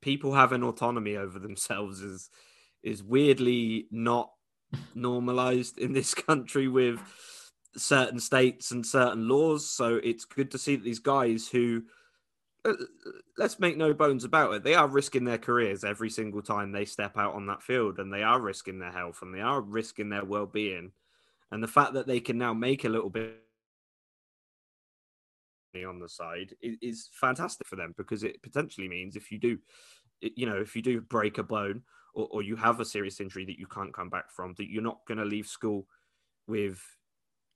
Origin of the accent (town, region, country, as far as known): England, United Kingdom